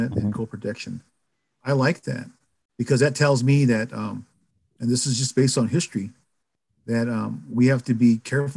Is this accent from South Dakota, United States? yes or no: yes; White River, South Dakota, United States; also born or lived in Pine Ridge Indian Reservation, South Dakota; I moved to Rosebud, which is about 100 miles east of Pine Ridge in South Dakota. So I went through K through 12 in a town called White River, South Dakota